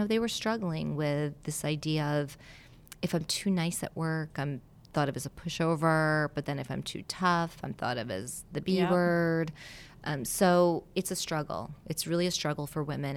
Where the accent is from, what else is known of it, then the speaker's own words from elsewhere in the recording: Westchester County, New York, United States; also born or lived in Italy; my parents moved to the United States from Italy when I was two. So I was born in Italy, and then we moved to Westchester County, which is right outside of New York City.